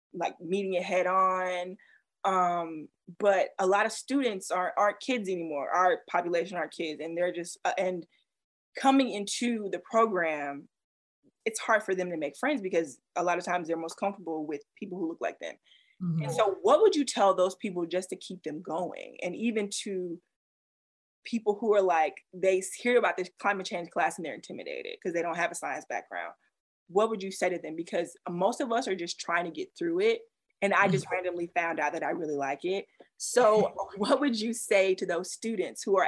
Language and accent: English; the South, United States; I grew up in the South